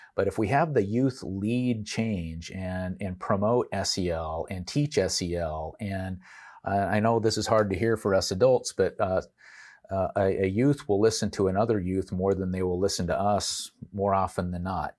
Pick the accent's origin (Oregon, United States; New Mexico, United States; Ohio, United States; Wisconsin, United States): Oregon, United States; Portland; I grew up in Portland, Oregon